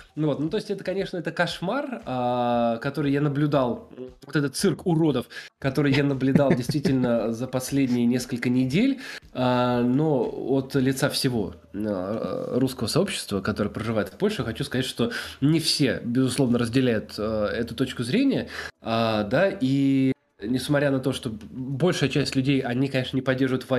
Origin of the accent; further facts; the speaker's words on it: Moscow, Russia; also born or lived in Wrocław, Poland; now in Warsaw, Poland; мы с Москвы, с России